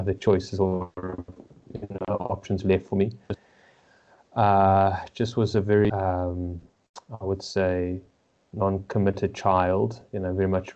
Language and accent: English; Johannesburg, Gauteng, South Africa; born and raised in Johannesburg, South Africa, to Jewish parents